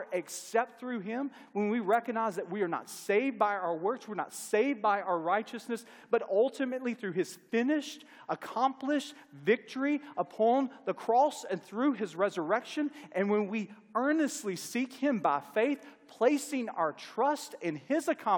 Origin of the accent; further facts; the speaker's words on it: Longview, Mississippi, United States; I'm from a small town right outside of Starkville, Mississippi